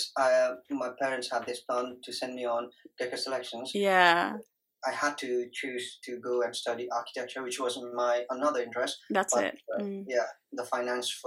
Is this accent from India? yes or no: yes; Darjeeling, West Bengal, India; moved away as an adult; also born or lived in Dehradun / Chennai / Nepal; now in United Kingdom; I was born in Dehradun, and then I studied in Darjeeling, my primary schools, my normal schools, year 10, A-levels, everything in Darjeeling